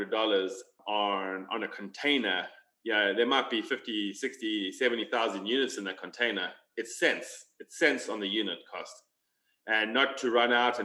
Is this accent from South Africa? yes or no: yes; South Africa; we're both South African